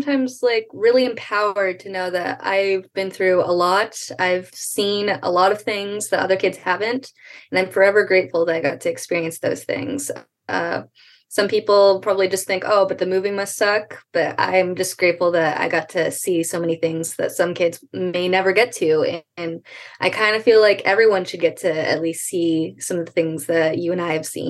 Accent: California, United States; because she was born and raised in California

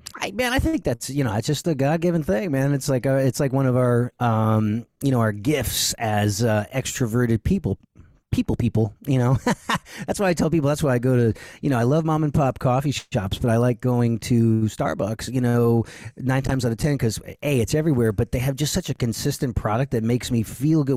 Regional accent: New England, United States; also born or lived in Dallas; now in Nashville, United States; I'm from New England, super high energy

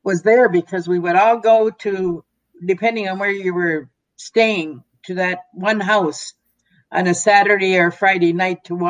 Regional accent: Petawawa, Ontario, Canada; I grew up in an Army base, Petawawa, near the Ottawa River, quite close to Quebec.

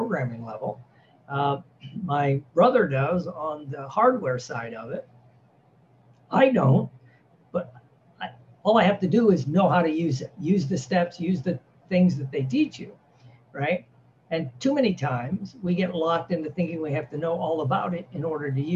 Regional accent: Midwest, United States; I was raised in the Midwest

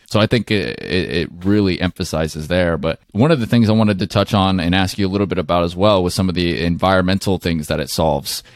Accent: Seattle, Washington, United States; I'm from Seattle area

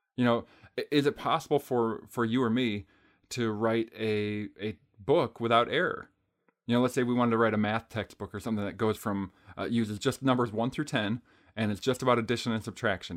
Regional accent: Green Bay, Wisconsin, United States; I'm from Green Bay

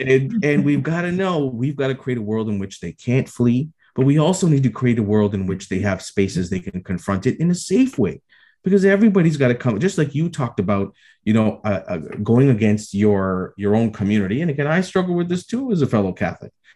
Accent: Toronto, Ontario, Canada; here in my hometown in toronto

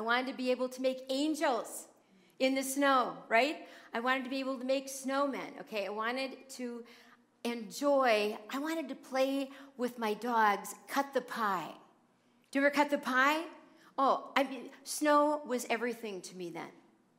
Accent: New Jersey, United States; born there; also born or lived in Philadelphia / Madison, Wisconsin; now in Oconomowoc, United States; I've always grown up in northern states. Okay, I was born in New Jersey. And then we moved to Philadelphia, and then I moved to Madison, Wisconsin. Then I went to college in Wisconsin, and then on to our present home here in Oconomowoc.

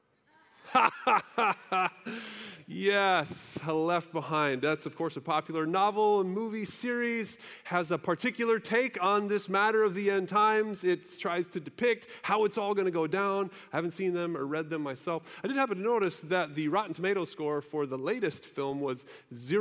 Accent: United States; us Americans

